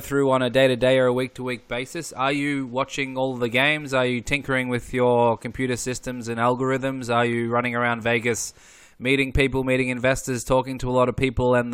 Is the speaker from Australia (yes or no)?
yes; Australia; growing up in Australia